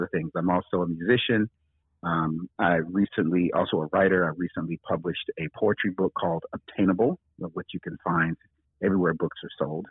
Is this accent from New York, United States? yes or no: no; Daytona Beach, Florida, United States; moved away as an adult; also born or lived in Japan; now in California, United States; I'm originally from Daytona Beach, Florida